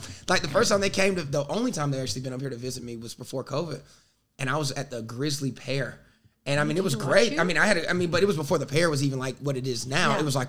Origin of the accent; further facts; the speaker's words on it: India; I thought it was just like, because I'm from India, I thought it was an Indian